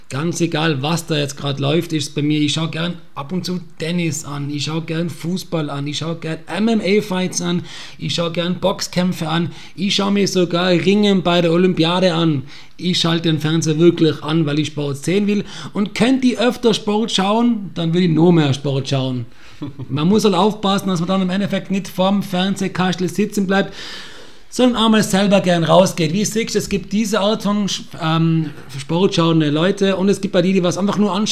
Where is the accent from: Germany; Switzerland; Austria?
Austria; Aber ich behaupte mal, als Österreicher weiß man, wie es ist, nicht teilzunehmen oder auszuscheiden.